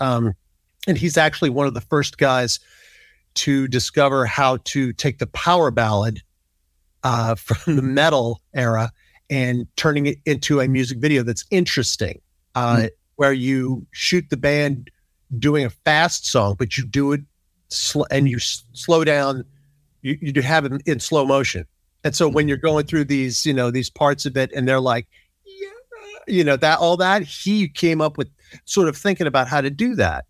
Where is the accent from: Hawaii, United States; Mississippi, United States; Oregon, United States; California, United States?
Mississippi, United States; Biloxi; I grew up in Biloxi, Mississippi, which is not that far away from New Orleans